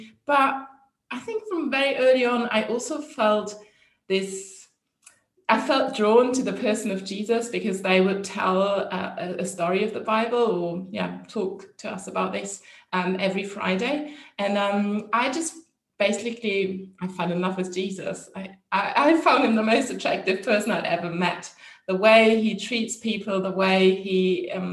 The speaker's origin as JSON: {"language": "English", "country": "Germany", "said": "I'm from Germany, which is also a very secular country, like the Netherlands"}